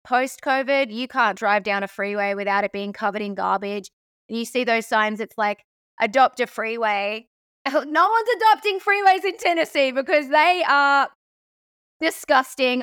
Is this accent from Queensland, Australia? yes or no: no; Sydney, New South Wales, Australia; moved away as an adult; also born or lived in Crookwell, New South Wales; now in United States; I grew up pretty much weekdays in Bronte and weekends on the farm